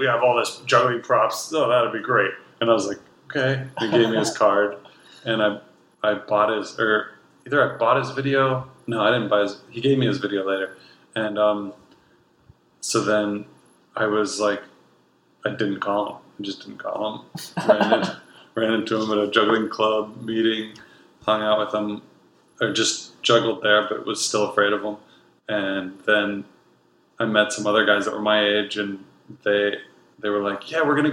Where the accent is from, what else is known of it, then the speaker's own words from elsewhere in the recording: Columbiana, Ohio, United States; moved away; also born or lived in Nashville, Tennessee / San Francisco; I was from Columbiana, Ohio